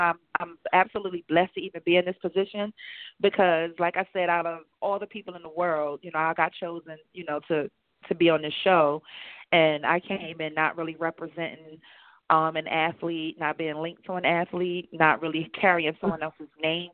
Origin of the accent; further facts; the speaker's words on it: Chester, Pennsylvania, United States; also born or lived in Philadelphia / Delaware; I'm from Chester, Pennsylvania. I've lived in Philadelphia and Delaware